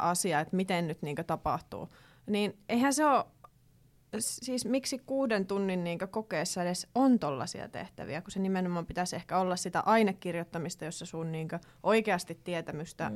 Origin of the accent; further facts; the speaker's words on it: Kittilä, Lapland, Finland; moved away; koska nyt olen Kittilästä ja Levi sattui olemaan siinä vieressä